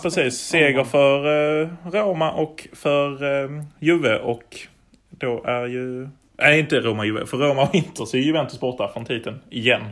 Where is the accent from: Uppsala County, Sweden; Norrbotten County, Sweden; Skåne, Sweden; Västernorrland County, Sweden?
Skåne, Sweden; Malmö; vi är väl bägge från Malmö